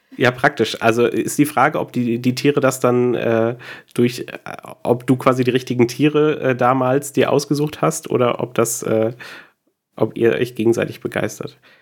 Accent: Butzbach, Hesse, Germany; ich komme aus Butzbach ursprünglich

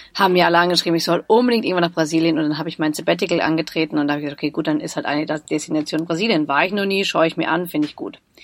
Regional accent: Munich, Bavaria, Germany; als Münchnerin, ich bin in München geboren

